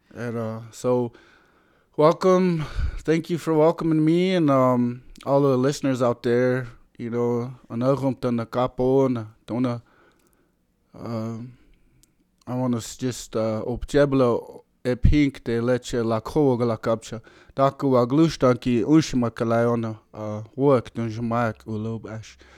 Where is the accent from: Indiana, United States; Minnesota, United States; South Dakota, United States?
South Dakota, United States; I'm from the Oyuch Pei band, uh, where we settled down in, um, Anderson, South Dakota